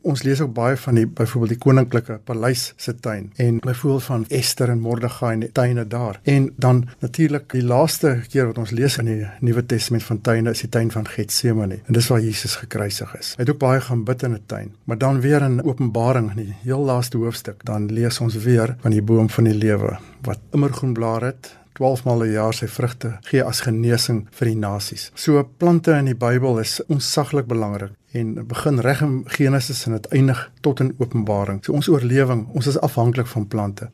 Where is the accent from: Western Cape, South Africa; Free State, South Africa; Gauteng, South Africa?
Gauteng, South Africa; Johannesburg; ek was in Linde, Johannesburg, ook op skool daar